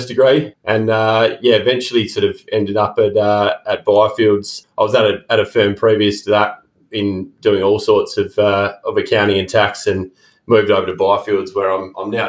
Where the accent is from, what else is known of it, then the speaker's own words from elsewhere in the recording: Badgingarra, Western Australia, Australia; I grew up in a town called Badgingarra, which is about 250 k's north of Perth